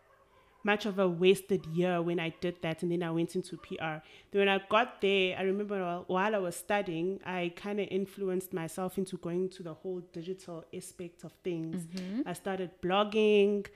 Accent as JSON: {"language": "English", "town": "Durban", "region": "KwaZulu-Natal", "country": "South Africa", "tie": "born or raised there", "said": "I'm born and bred in Durban from a township called Kwamashu. I grew up there"}